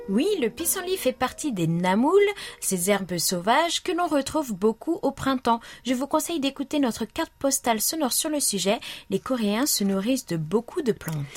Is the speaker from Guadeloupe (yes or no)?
yes; Guadeloupe; moved away; also born or lived in Nice; j'ai grandi en Guadeloupe où la mer a le pouvoir de vous émerveiller